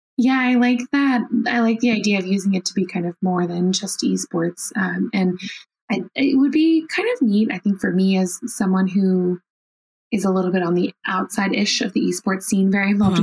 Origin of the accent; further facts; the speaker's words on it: Washington, District of Columbia, United States; I currently live in Washington D.C. and I'm a D.C. native.